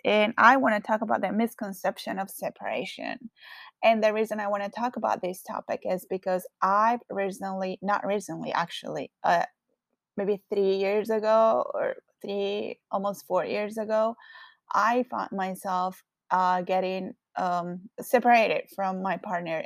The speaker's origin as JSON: {"language": "English", "country": "Colombia", "second_language": "English", "moved": "yes", "lives_now": "Los Angeles, United States", "said": "I currently live in LA, but I am originally from Colombia. So, yes, I do have a very strong accent"}